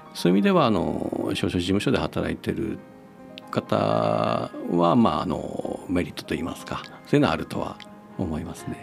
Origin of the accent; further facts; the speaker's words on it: Akita, Japan; moved away as an adult; also born or lived in Tokyo; now in Sendai, Japan; 元々は秋田の生まれです。